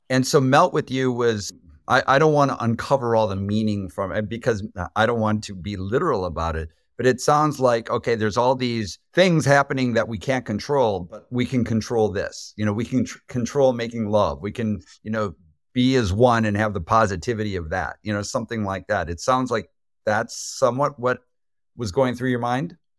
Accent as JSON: {"language": "English", "country": "United States", "said": "as an American"}